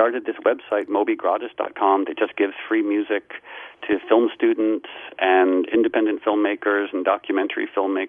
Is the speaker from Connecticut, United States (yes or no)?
yes; Darien, Connecticut, United States; also born or lived in Harlem, New York; I was born in Harlem, and then at some point in childhood, my mom moved us back to Darien, Connecticut, where she had grown up